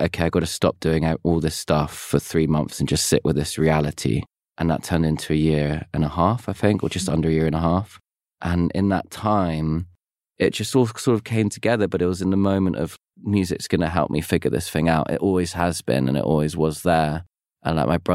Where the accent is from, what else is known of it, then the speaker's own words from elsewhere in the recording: London, United Kingdom; as a kid growing up in London